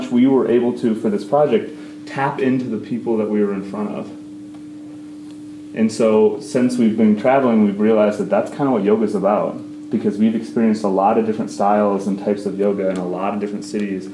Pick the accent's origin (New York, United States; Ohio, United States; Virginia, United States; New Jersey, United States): Ohio, United States; Dayton; moved away; we are from Dayton, Ohio originally